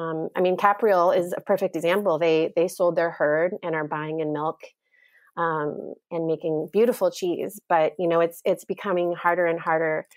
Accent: Indiana, United States; also born or lived in New York City, United States; now in Vermont, United States; I'm originally from Indiana

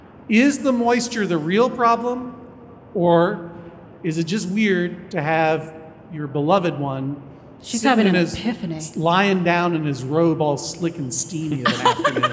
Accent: Brookline, Massachusetts, United States; It's not just the name of my hometown with an N on the end.

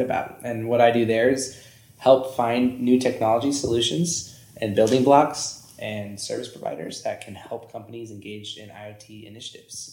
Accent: Northern California, United States; moved away as an adult; also born or lived in Santa Barbara / Los Angeles; now in Reno, United States; from Northern California

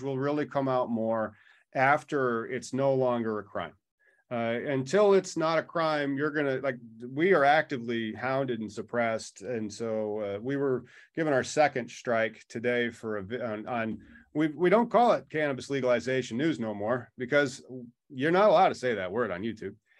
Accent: Illinois, United States; I'm only from Illinois

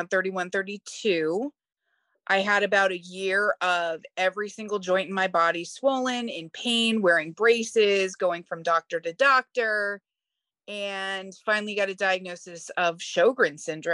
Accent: Philadelphia, Pennsylvania, United States; I am from Philadelphia

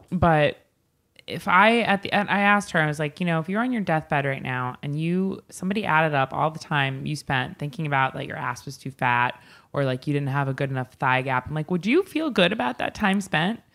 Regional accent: Northport, New York, United States; We used to have a Chinese restaurant in my hometown in Northport

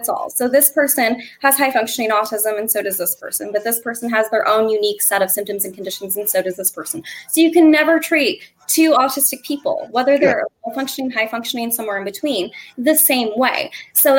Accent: Northwest Ohio, United States; I hail from Northwest Ohio

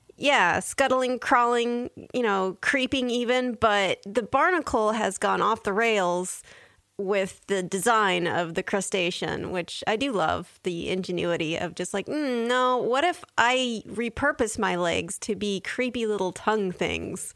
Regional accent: San Diego, California, United States; I grew up in San Diego, so I lived near the beach

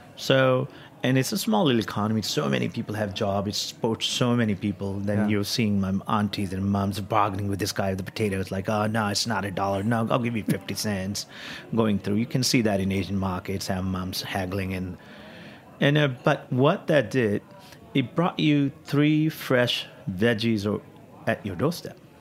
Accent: India; also born or lived in Kyneton, Australia / Melbourne, Australia / New York, United States; now in San Francisco, United States; back home growing up in India

